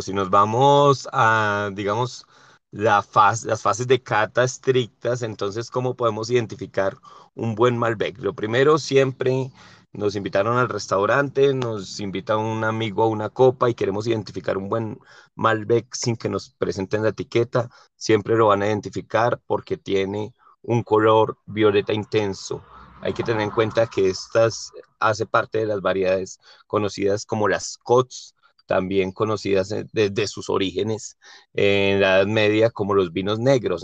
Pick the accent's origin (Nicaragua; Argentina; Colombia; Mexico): Colombia; como colombiano y que me encantan los sabores de Colombia